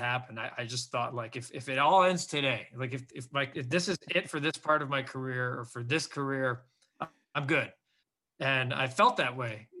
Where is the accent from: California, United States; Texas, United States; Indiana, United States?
Indiana, United States; Northwest; I grew up in the region, so they say, in Northwest Indiana.